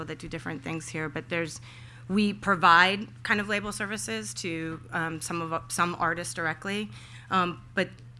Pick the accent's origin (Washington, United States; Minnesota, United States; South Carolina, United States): Minnesota, United States; Minneapolis; I grew up in Minneapolis